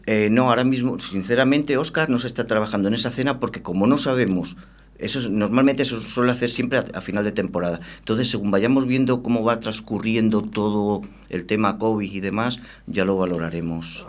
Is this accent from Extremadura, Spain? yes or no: yes; Extremadura, Spain; moved away as an adult; now in Valladolid, Spain; yo soy extremeño, claro, yo llevo ocho años aquí en Valladolid